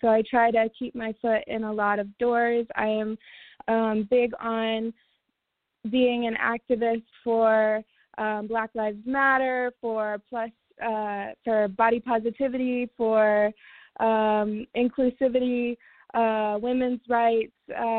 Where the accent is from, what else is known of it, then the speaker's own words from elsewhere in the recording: Springfield, Illinois, United States; also born or lived in St. Louis, Missouri; now in Los Angeles, United States; I was born and raised in Springfield, Illinois, and from there I lived in St. Louis for about 8.5 years, and then I moved to Los Angeles. So right now I am based in Los Angeles.